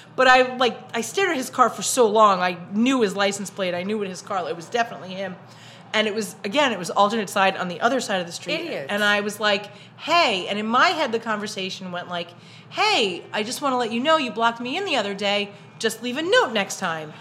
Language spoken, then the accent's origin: English; New York City, New York, United States; accent: Brooklyn; growing up in Brooklyn